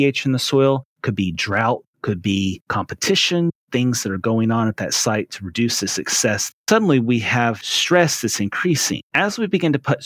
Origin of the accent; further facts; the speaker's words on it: Western Tennessee, United States; moved away as an adult; also born or lived in Raleigh, North Carolina; now in East Texas, United States; I was born and raised in Western Tennessee